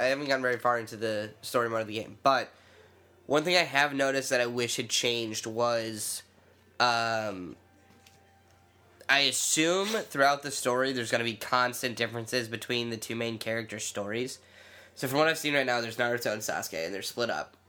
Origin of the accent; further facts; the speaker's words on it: United States; I'm an American